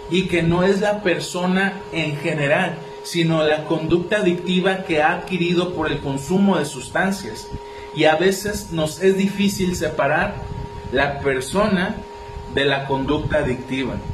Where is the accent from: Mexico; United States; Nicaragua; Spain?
Mexico; Villa de Álvarez, Colima; 4 de octubre, que acá en Villa de Álvarez, de donde yo soy, se, festeja algo que se llama el Día de las Empanadas